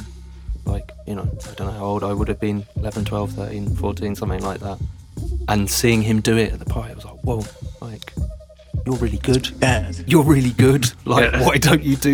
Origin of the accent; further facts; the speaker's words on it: London, United Kingdom; moved away as an adult; now in Zurich, Switzerland; But yeah, I grew up in Arsenal. Very lucky to have grown up there. I would say it's a really nice part of town.